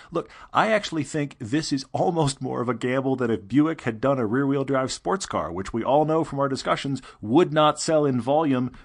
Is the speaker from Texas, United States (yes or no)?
yes; Houston, Texas, United States; I grew up in Houston, land of the straight roads.